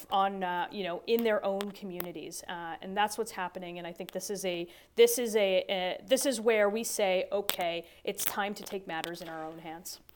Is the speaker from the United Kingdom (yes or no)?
no; Toronto, Ontario, Canada; my hometown of Toronto